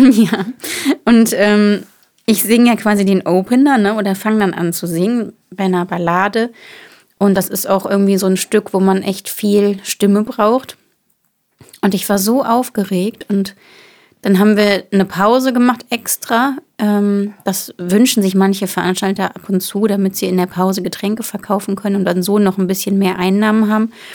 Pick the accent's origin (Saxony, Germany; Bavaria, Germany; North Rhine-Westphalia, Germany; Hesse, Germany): North Rhine-Westphalia, Germany; Bonn area; Bonn ist ja bei mir um die Ecke. Ich komme ja quasi aus der Gegend